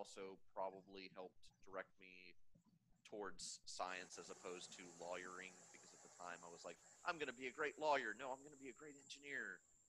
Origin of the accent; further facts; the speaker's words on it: small town Texas, United States; small town Texas